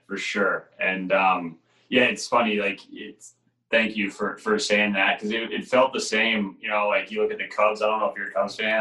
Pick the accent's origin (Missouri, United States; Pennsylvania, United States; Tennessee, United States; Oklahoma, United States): Missouri, United States; St. Louis; growing up in St. Louis